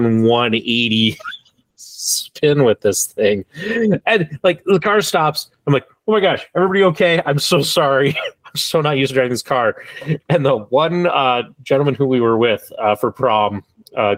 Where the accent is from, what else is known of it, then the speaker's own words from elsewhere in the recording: South Dakota, United States; I grew up one in South Dakota where speeding tickets were like astronomical